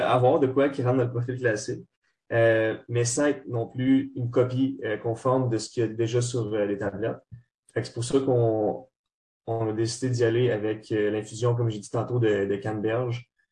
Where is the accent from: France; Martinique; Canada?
Canada; Trois-Rivières, Quebec; moved away as an adult; now in Montreal, Canada; les gars, on vient tous de Trois-Rivières. Moi, en ce moment, j'étudie euh, à Montréal